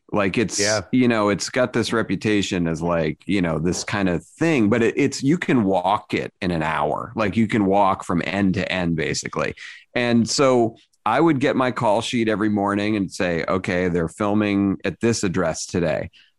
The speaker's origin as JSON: {"language": "English", "town": "Boston", "region": "Massachusetts", "country": "United States", "said": "I'm from the Boston area."}